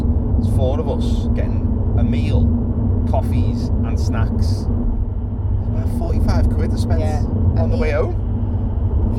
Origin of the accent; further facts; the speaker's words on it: Maghull, North West England, United Kingdom; I grew up in McGull